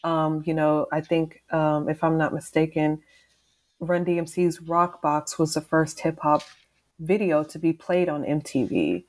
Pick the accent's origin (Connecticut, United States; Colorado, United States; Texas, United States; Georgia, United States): Texas, United States; also born or lived in East Coast, United States; I'm from the South, I'm from Texas, and things are very slow down here, you know, compared to like the East Coast where I lived for a fair amount of time.